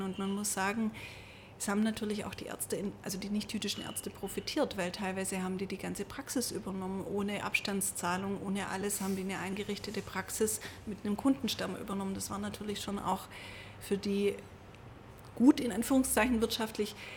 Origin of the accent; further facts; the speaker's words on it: Stuttgart, Baden-Württemberg, Germany; ich bin ja in Stuttgart geboren